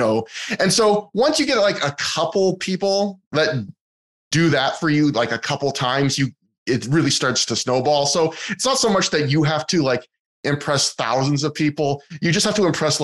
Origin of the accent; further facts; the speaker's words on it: Kelowna, British Columbia, Canada; my hometown of Kelowna